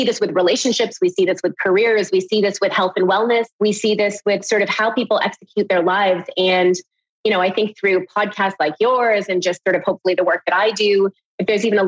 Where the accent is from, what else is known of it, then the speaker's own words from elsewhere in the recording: Canada; growing up in Canada, it was always this sort of struggle between being an Indian girl